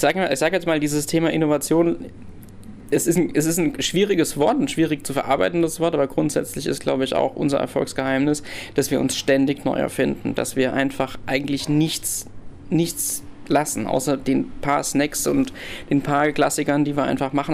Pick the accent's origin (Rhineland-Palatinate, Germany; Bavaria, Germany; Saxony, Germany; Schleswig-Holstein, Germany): Rhineland-Palatinate, Germany; wir als Pfälzer